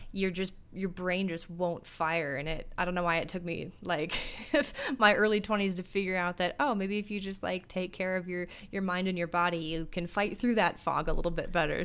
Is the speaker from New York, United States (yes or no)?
no; Minneapolis, Minnesota, United States; born or raised there